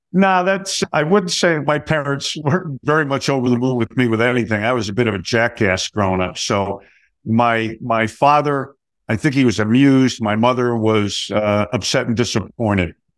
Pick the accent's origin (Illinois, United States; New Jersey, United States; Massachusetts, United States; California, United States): New Jersey, United States; I grew up in New Jersey